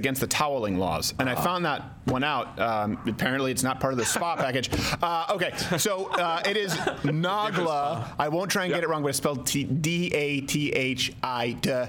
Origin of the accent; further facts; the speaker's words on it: Canada; moved away; when I was raised in Canada